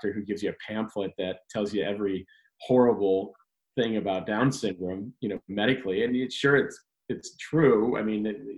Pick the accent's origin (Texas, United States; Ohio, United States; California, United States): Ohio, United States; Cleveland; also born or lived in Chicago, Illinois / Medina, Ohio; I'm from Cleveland area